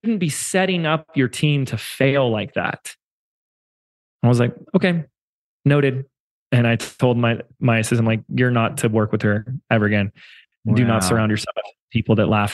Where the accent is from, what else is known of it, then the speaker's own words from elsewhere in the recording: Laguna Beach, California, United States; moved away; in my hometown of Laguna Beach before I moved